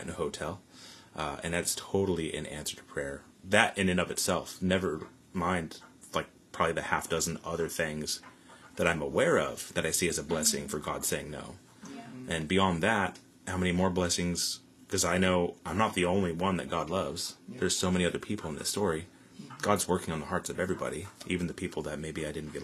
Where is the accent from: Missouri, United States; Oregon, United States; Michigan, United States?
Oregon, United States; Newport; moved away as an adult; now in Salem, United States; back in Newport, my hometown